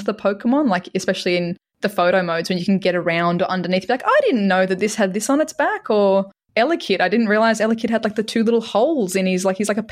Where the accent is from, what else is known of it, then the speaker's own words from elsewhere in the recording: Australia; from Australia